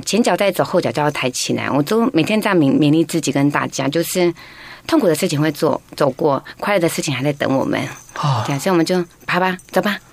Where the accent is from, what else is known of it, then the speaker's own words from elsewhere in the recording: Taiwan; 我平常在部落长大